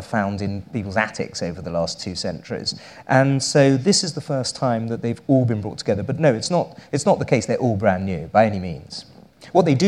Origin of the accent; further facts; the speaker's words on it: United Kingdom; I am British